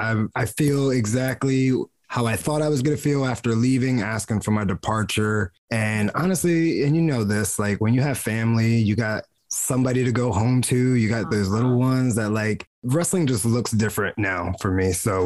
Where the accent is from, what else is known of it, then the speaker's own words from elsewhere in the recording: New Jersey, United States; I'm from New Jersey, like, born and raised American. I'm just Puerto Rican in America.